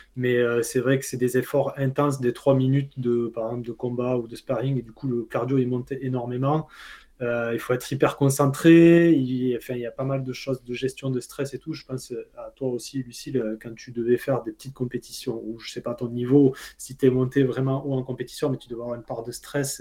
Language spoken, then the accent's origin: French; Pompignan, Occitania, France; moved away as an adult; now in Guadeloupe, France; je suis originaire du Gard, un petit village qui s'appelle Pompignan